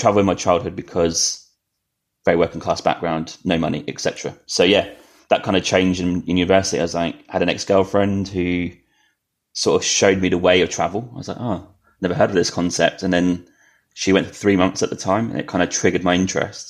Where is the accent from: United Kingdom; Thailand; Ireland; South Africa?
United Kingdom; Norwich, East of England; moved away as an adult; now in Canada; I was born in Norwich in UK, which is, if your listeners don't know where that is, that's kind of east